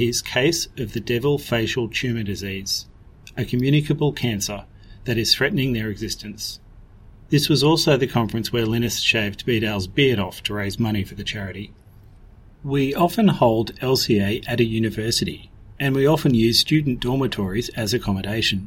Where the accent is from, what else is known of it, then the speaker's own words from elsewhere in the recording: Brisbane, Queensland, Australia; my hometown of Brisbane, Queensland